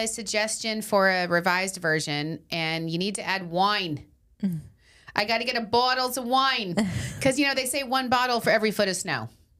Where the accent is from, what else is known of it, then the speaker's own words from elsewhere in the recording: Arizona, United States; moved away as an adult; now in Long Island, United States; I'm not from here. I'm from Arizona. I moved here 9 years ago